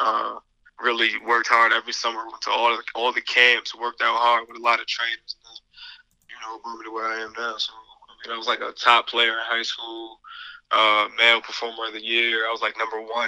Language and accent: English; Albany, New York, United States; also born or lived in Guilderland, New York; I grew up in Albany and then moved to Gilderland like later on, and then attended a Gilderland High School